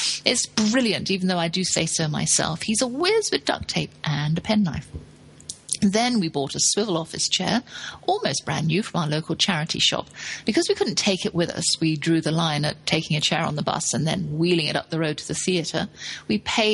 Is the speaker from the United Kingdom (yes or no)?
yes; England, United Kingdom; moved away as an adult; now in United States; I'm English